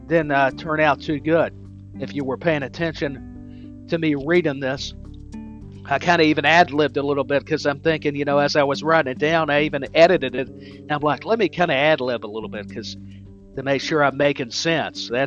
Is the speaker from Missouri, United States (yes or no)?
no; East Tennessee, United States; I grew up in East Tennessee